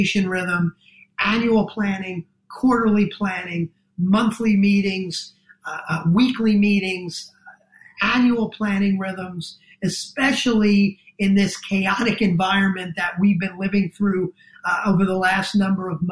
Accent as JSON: {"language": "English", "region": "New Jersey", "country": "United States", "accent": "New Jersey", "said": "my New Jersey accent"}